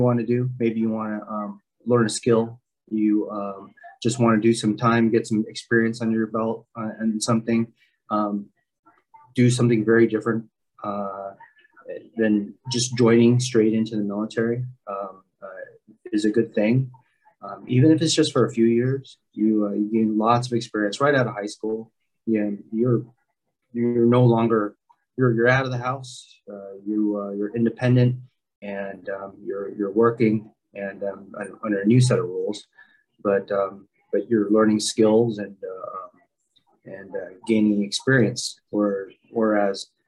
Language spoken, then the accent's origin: English; San Diego, California, United States; also born or lived in Philippines; growing up in San Diego, the Navy has always been a big